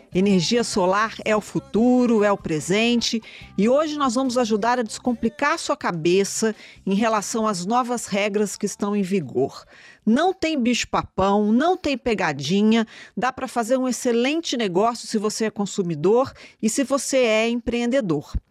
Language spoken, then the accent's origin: Portuguese; Minas Gerais, Brazil; Eu, como mineira, falo CNPE